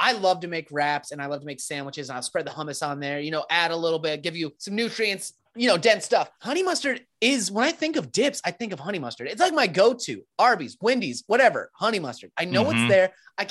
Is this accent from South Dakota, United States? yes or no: yes; Rapid City, South Dakota, United States; moved away; I grew up in Rapid City.